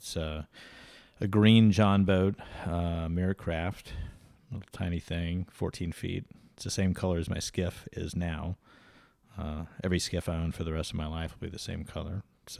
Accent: Destin, Florida, United States; He's a fighter pilot over where I grew up near Destin.

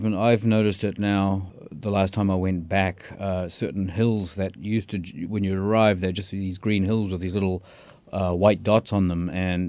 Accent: New Zealand; Well, yeah, it's hard not to have some interaction with sheep when you're growing up in New Zealand. My dad was a veterinary surgeon, and my brother-in-law was a sheep farmer.

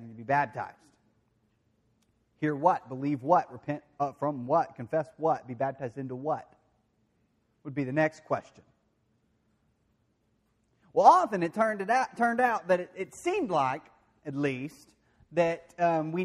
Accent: De Queen, Arkansas, United States; I grew up in the Churches of Christ. And I didn't just go to one. I did go to one mainly, the one in Dequeen there

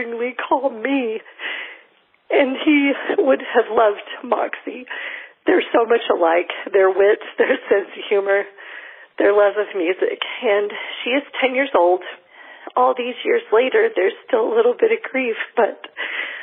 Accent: Arkansas, United States; I am from Arkansas

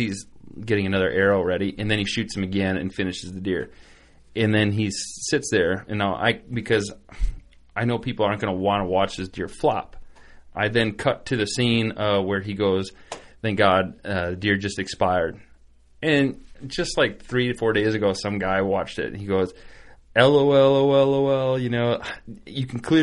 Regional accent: Wisconsin, United States; we're being from Wisconsin, I mean, a big piece by us is like 20 acres

